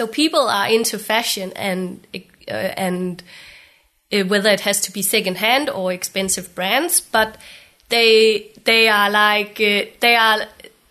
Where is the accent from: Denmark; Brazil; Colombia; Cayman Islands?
Denmark; Aarhus, Central Denmark Region; also born or lived in Glasgow; now in Copenhagen, Denmark; I grew up in Aarhus in Jutland, in the middle of Aarhus.